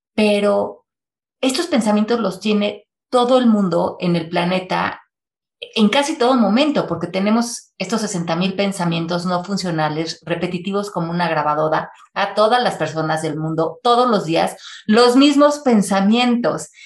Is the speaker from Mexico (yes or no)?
yes; Mexico City, Mexico; moved away as an adult; also born or lived in Miami, United States; yo nací en la Ciudad de México, y viví ahí hasta los 28 años